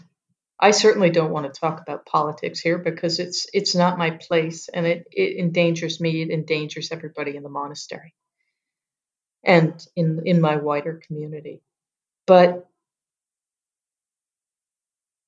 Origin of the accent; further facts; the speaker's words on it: United States; moved away as an adult; now in Yangon, Myanmar; I'm American, but I live here.